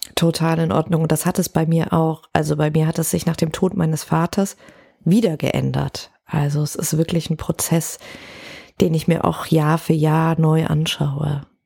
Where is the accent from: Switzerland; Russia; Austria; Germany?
Germany; Cologne, North Rhine-Westphalia; ich komme ja aus Köln